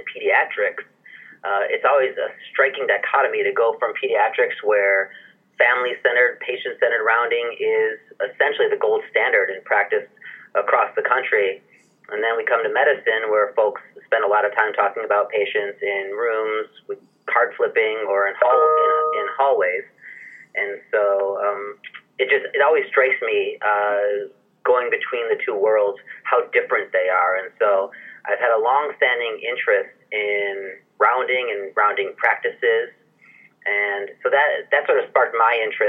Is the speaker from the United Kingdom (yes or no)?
no; outside of Detroit, Michigan, United States; moved away as an adult; also born or lived in Philadelphia, Pennsylvania / Boston, Massachusetts; now in San Francisco, United States; I am from Michigan, born and raised outside of Detroit